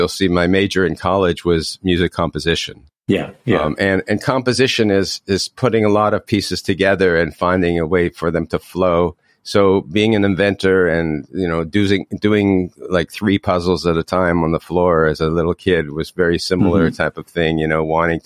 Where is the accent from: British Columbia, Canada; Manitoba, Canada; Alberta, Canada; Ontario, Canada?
Ontario, Canada; Toronto; I grew up in Toronto